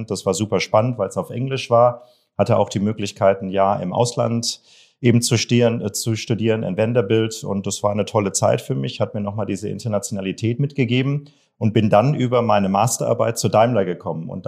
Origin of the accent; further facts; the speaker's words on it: Augsburg, Bavaria, Germany; bin gebürtiger Bayer. Man hört mir das nicht an. Ich bin hochdeutsch erzogen worden, auch wenn ich in Augsburg im Lande des Weisch, Hasch und Kasch äh, groß geworden bin